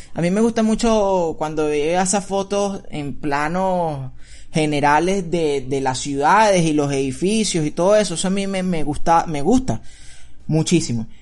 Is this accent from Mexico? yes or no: no; Venezuela; now in United States; cuando emigramos salimos de Venezuela